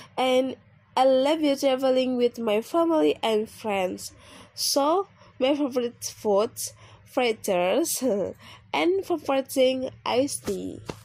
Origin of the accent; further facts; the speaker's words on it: Depok, West Java, Indonesia; English is a second language; also born or lived in Medan; I come from Medan, Uh, I was born in Depok, December 16, 1999. But currently live in Depok.